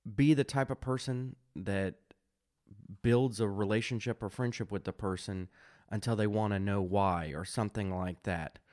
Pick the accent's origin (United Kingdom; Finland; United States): United States; I, I'm an American, suburban, middle class